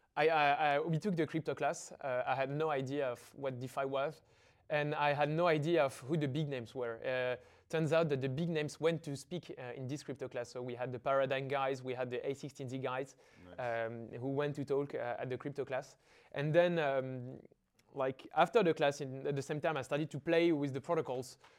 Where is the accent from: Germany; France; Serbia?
France; Paris, Île-de-France; I feel I, am a bit like the cliche of the student in an engineering school. Uh, I went to high school in the 16th neighborhood of Paris